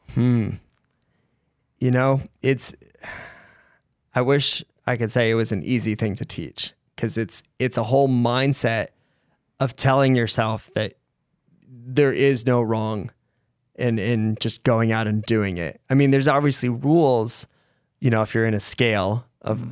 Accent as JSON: {"language": "English", "region": "Rhode Island", "country": "United States", "tie": "born or raised there", "said": "I grew up in Rhode Island"}